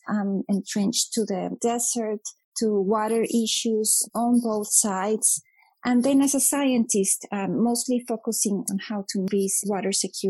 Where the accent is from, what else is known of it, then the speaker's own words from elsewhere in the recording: Monterrey, Nuevo León, Mexico; moved away as an adult; also born or lived in Sonora, Mexico; now in Arizona, United States; I am from Mexico. I am Mexican. I was born in Monterrey, Mexico, which is in the northeast part of the country, so another borderland region. And I also lived in Sonora for a number of years.